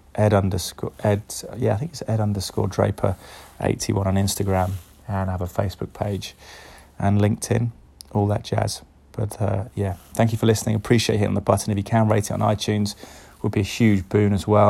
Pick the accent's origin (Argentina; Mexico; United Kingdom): United Kingdom; Cheltenham, South West England; Cheltenham, my hometown